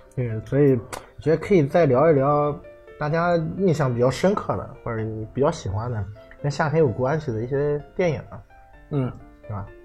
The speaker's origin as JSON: {"language": "Chinese", "town": "Qingdao", "region": "Shandong", "country": "China", "tie": "born or raised there", "said": "我小时候住在吉茂路那边儿"}